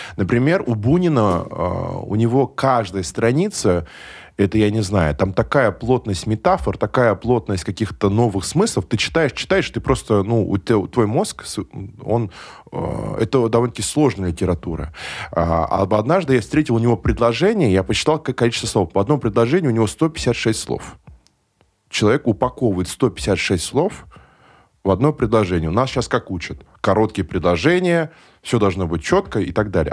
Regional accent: Nizhnekamsk, Tatarstan, Russia; я родился в Нижнекамске

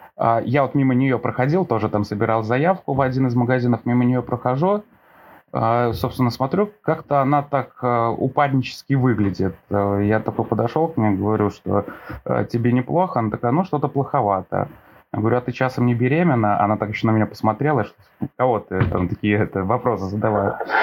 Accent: Velikiye Luki, Pskov Oblast, Russia

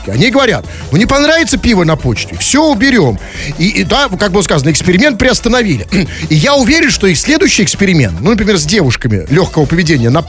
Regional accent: Saint Petersburg, Russia; Понимаете, я как петербуржец, я... Э, нет, я на это пойти не могу.

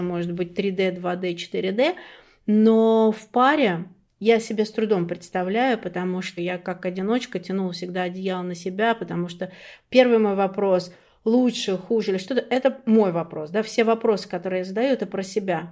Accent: Klin, Moscow Oblast, Russia; была лучшим бухгалтером города Клин. Это мой родной город

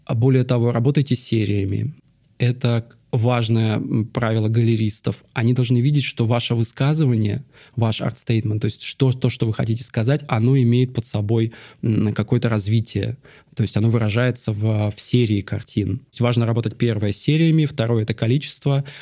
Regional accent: Dzhari, Russian Far East, Russia; now in Moscow, Russia; Я родился на Дальнем Востоке, маленькая нанайская деревня на берегу Амура, Джари

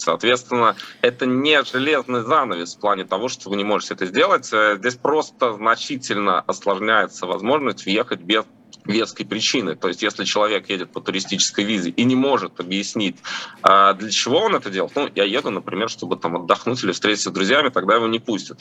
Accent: Latvia; я просто родился в Латвии, мои родители родились в Латвии

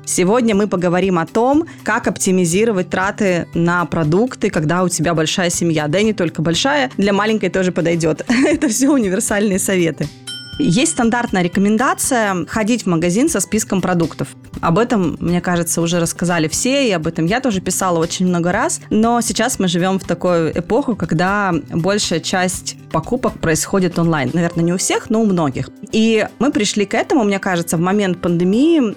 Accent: Chelyabinsk, Chelyabinsk Oblast, Russia; now in Moscow, Russia; я не с поселка, но я там из, из Челябинска, но тоже из очень простой

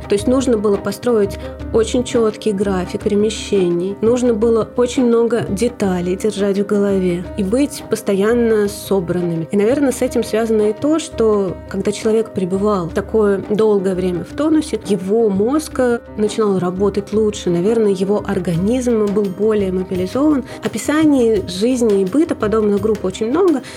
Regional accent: Moscow, Russia; also born or lived in Saint Petersburg; Я родилась в Ленинграде, выросла в самом центре Москвы

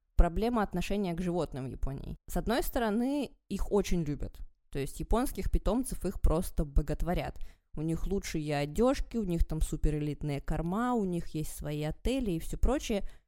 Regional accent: Vologda, Vologda Oblast, Russia; moved away; also born or lived in Japan; я из Вологды

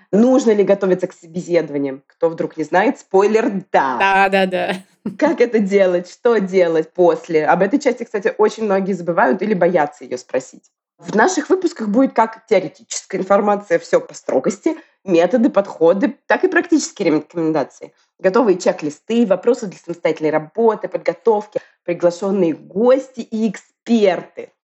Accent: Moscow, Russia; now in Tbilisi, Georgia; При этом я родом из Москвы, ты из Петербурга, и вот мы поддерживали связь все это время и волю суп случайно оказались в Тбилиси в этом году.

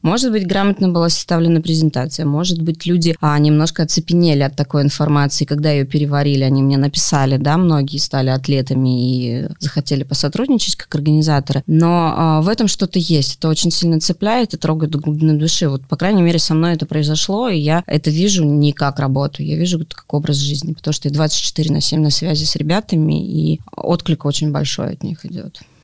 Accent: Omsk, Omsk Oblast, Russia; now in Moscow, Russia; Это мой родной город

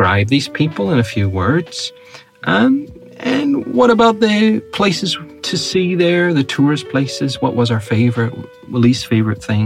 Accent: Northern Ireland, United Kingdom; accent: Northern Irish; now in Russia

